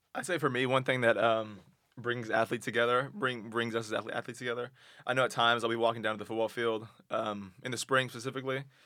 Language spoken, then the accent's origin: English; Texas, United States; moved away as an adult; I'm from Texas, and so it's, it's warm down there.